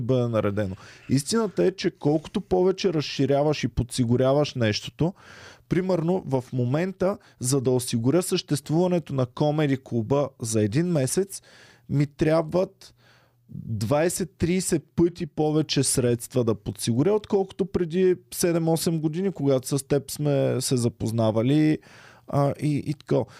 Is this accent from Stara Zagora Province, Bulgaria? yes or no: yes; Stara Zagora, Stara Zagora Province, Bulgaria; moved away; как съм тръгнал от Стара Загора, където аз си имах стая